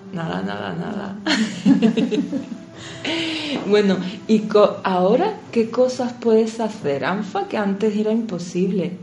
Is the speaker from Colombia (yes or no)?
no; Pakistan; Spanish is a second language; moved away as an adult; now in Spain; Soy de Pakistán.